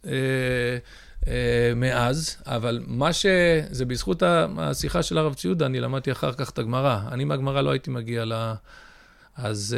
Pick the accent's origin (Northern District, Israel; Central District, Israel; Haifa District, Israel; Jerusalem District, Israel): Central District, Israel; Ra'anana; also born or lived in United States; נולדתי בארצות הברית לפני 48 שנים. אה, עלינו לארץ בשנת תשמ"ד, שיש קוראים מכנים אותה תשד"מ, שזה 1984. אה, גדלתי ברעננה